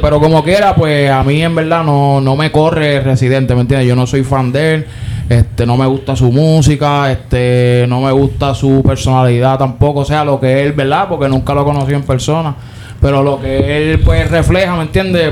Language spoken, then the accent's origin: Spanish; Puerto Rico; nosotros somos puertorriqueños